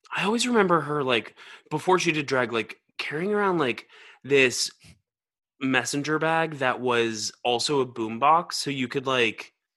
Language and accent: English; Georgia, United States; moved away; also born or lived in New York; I'm from Georgia